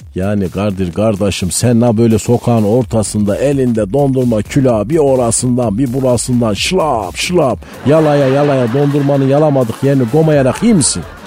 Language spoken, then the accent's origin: Turkish; Malatya, Turkey; Ben Malatyalıyım